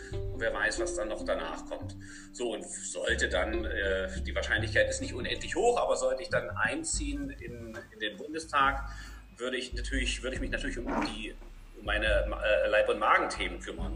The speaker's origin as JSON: {"language": "German", "country": "Germany", "moved": "as an adult", "lives_now": "Paderborn, Germany", "said": "noch in der D D R, da bin ich ja her"}